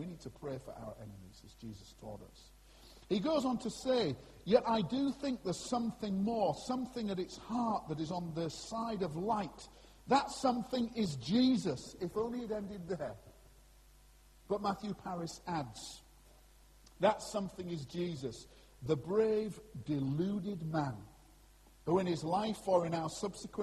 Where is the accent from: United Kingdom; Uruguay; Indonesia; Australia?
United Kingdom; Scarborough, Yorkshire and the Humber; that's my hometown, Scarborough